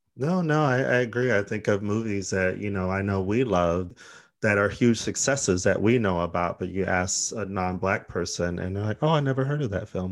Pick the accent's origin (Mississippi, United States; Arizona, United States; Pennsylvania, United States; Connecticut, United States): Arizona, United States; We're from Arizona